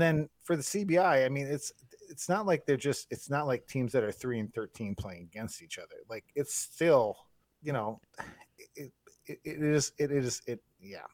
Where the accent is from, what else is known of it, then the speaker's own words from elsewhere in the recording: Turtle Lake, Wisconsin, United States; moved away; also born or lived in Duluth, Minnesota; when I was a kid, we moved from Rice Lake to Turtle Lake.